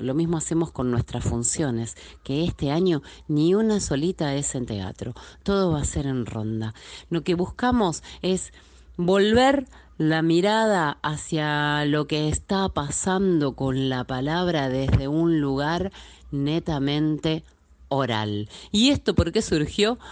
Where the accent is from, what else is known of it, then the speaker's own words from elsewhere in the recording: Buenos Aires, Argentina; Soy de Buenos Aires, Argentina